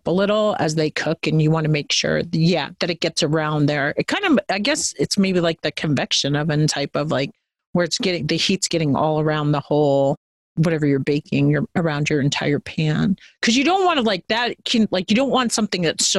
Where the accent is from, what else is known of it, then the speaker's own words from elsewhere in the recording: New York, United States; moved away; I grew up in New York